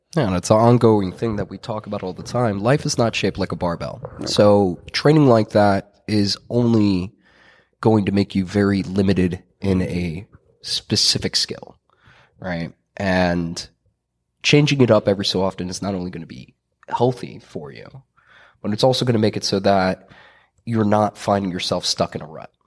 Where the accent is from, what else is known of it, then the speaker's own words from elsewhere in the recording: Mercer County, New Jersey, United States; growing up in Mercer County, New Jersey